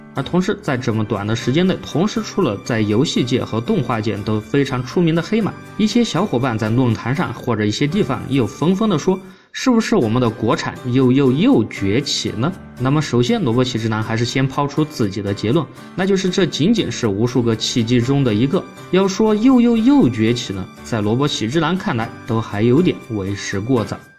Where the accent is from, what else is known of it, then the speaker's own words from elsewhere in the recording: China; 我们中国人日常的说话其实还是比较平直的